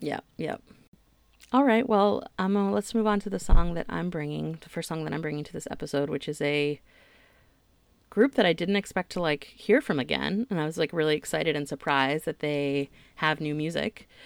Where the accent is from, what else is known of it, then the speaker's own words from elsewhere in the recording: the Bible Belt, United States; I grew up in the Bible Belt